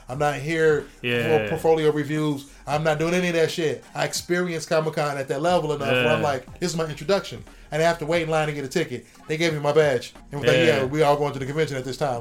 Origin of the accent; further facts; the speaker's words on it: Ohio, United States; me growing up in Ohio